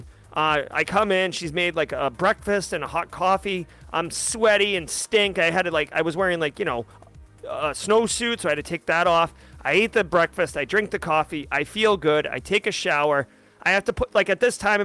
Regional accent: Massachusetts, United States; moved away as an adult; now in South Carolina, United States; I am not originally from South Carolina. I'm originally from Massachusetts. When I was old enough to financially afford it, I moved.

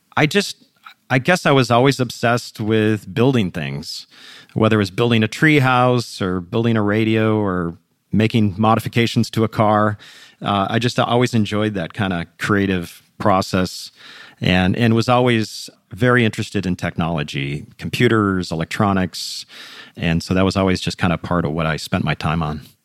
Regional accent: Minneapolis, Minnesota, United States; I grew up in the suburbs of Minneapolis

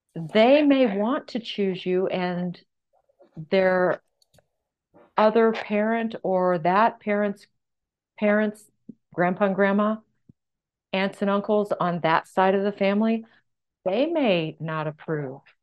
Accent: San Antonio, Texas, United States; moved away as an adult; also born or lived in California; I moved from my professorship in California to my hometown of San Antonio, Texas

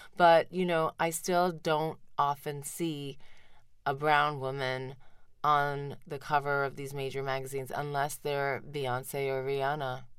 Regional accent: India; moved away; in spite of all the time I spent in, in India, I really didn't go to school in Tamil. Even in, in India, I went to Saint Michael's Academy

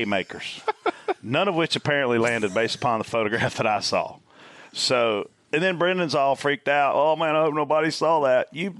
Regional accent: Southern United States, United States; accent: Southern; I apologize, my southern accent can't quarrels.

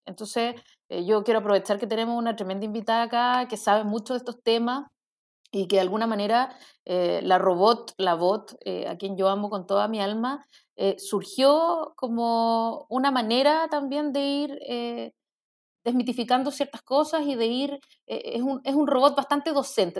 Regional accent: Chile

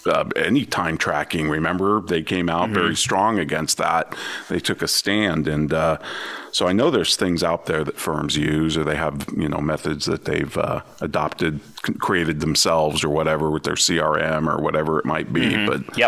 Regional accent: São Paulo, Brazil; English is a second language; now in Boise, United States; I was born and raised in Sao Paulo, Brazil

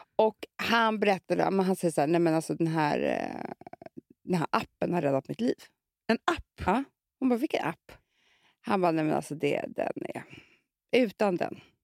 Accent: Gotland, Sweden; Jag kommer ju från Gotland

